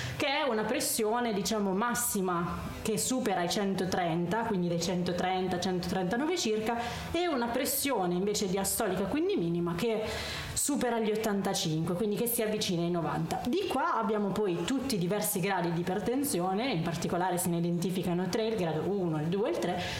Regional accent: San Nicandro Garganico, Apulia, Italy; moved away; also born or lived in Modena; Il mio paesino si chiama San Nicandro Garganico.

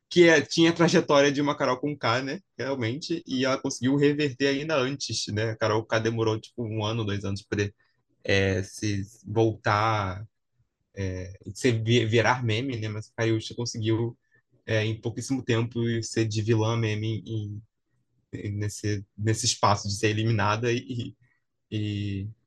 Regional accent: Rio de Janeiro, Brazil; eu sou carioca assim

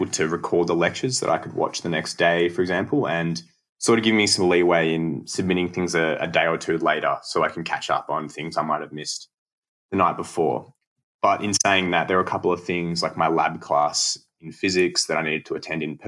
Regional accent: Bendigo / Melbourne, Victoria, Australia; most of my friends that I grew up with were in Melbourne that whole time

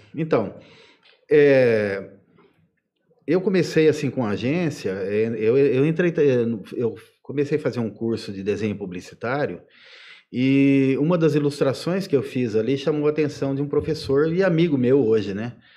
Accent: Ibitinga, São Paulo, Brazil; eu sou daqui de, de Bitinga, né? Vim para cá pequenininho, em 72

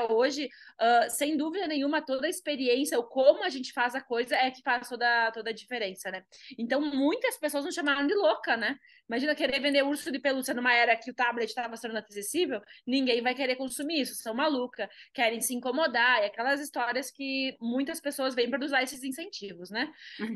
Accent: Carazinho, Rio Grande do Sul, Brazil; moved away as an adult; now in Gramado, Brazil; Sou do interior do Rio Grande do Sul, né? Eu sou de Carazinha, 400 quilômetros daqui

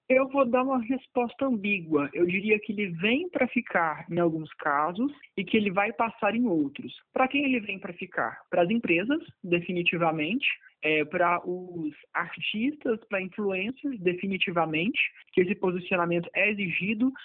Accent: Anápolis, Goiás, Brazil; eu sou de Anápolis

